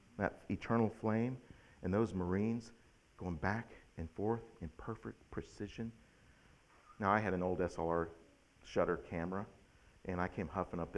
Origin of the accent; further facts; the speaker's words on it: United States; As an American